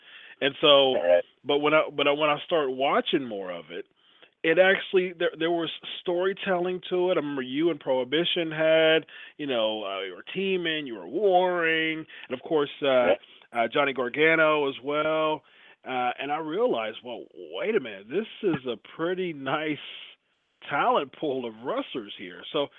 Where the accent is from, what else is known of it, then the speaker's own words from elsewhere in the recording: Ohio, United States; I'm also from Ohio. I live in Ohio.